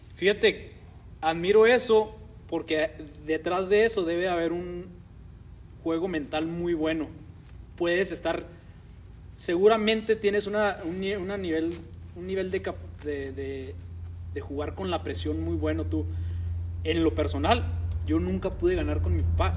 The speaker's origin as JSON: {"language": "Spanish", "country": "Mexico", "said": "en México estamos acostumbrados"}